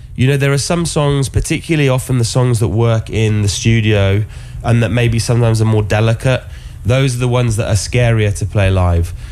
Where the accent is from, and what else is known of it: Oxford, South East England, United Kingdom; born or raised there; moved away